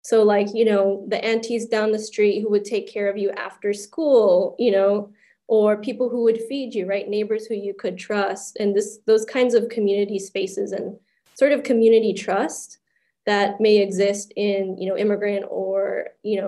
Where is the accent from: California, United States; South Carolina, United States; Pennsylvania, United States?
California, United States; Los Angeles and Orange County area, Southern; moved away; I'm from Southern California, like Los Angeles and Orange County area.